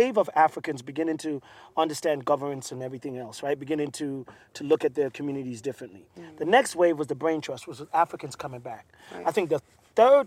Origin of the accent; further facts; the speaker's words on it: Jamaica; moved away; I grew up in Jamaica, so I grew up in a predominantly black environment